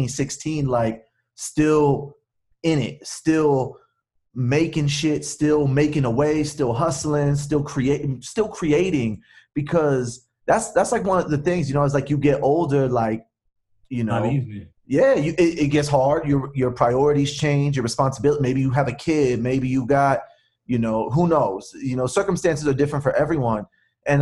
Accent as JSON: {"language": "English", "town": "Los Angeles", "region": "California", "country": "United States", "tie": "born or raised there", "accent": "California Chicano"}